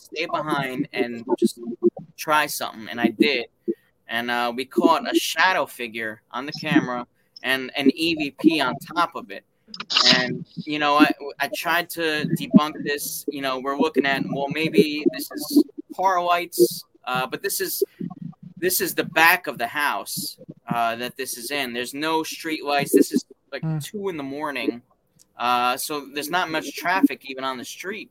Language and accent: English; New Jersey, United States; I'm from New Jersey